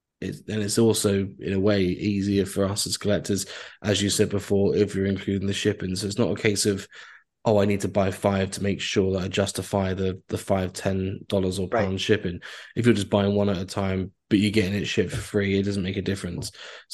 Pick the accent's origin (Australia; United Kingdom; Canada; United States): Canada; As a Canadian.